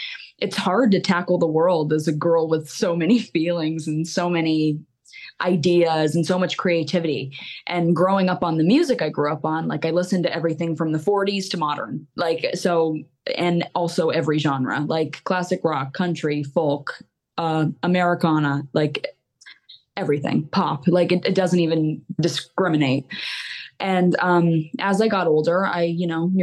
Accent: Mountaintop, Pennsylvania, United States; I grew up in Mountaintop, Pennsylvania, still here.

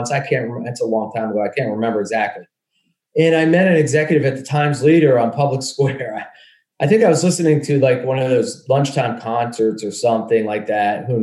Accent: Dallas, Pennsylvania, United States; Dallas, Pennsylvania.

